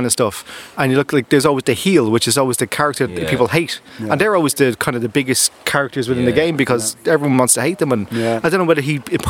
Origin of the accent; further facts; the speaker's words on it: Dublin, Leinster, Ireland; I'm from Dublin 12. It's a very working class area.